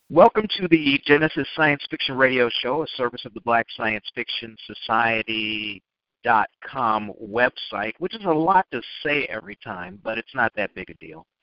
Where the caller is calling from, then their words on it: Chicago, Illinois, United States; I'm in Chicago and yesterday it was gorgeous.